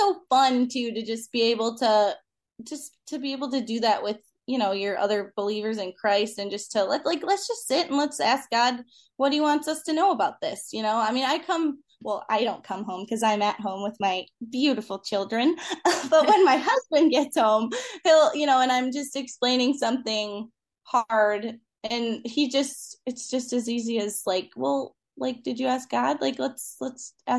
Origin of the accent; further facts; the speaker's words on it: Clarkston, Michigan, United States; I grew up in Clarkston and my husband grew up in Rochester. So we've really been in the same area since